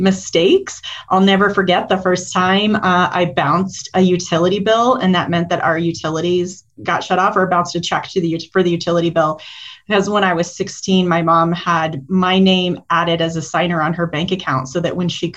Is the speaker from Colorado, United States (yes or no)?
yes; Denver, Colorado, United States; I grew up primarily in the Denver area. I am a Colorado native